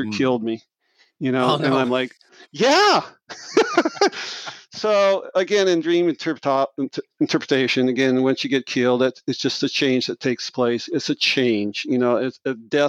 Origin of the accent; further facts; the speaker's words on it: Marshalltown, Iowa, United States; I'm from Marshalltown, Iowa, central Iowa, and grew up in a very small blue-collar town